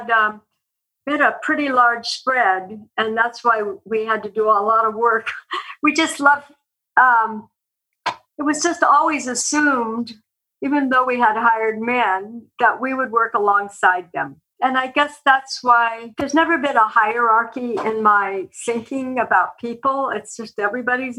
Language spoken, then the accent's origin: English; eastern Oregon, United States; now in Columbus, United States; I grew up on a cattle ranch in eastern Oregon